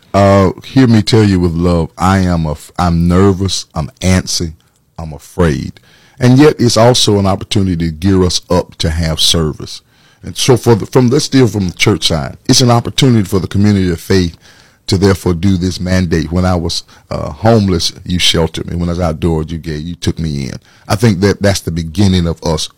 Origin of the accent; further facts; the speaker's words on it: Atlanta, Georgia, United States; moved away as an adult; also born or lived in Macon, Georgia; now in Orlando, United States; born and raised in Atlanta, Georgia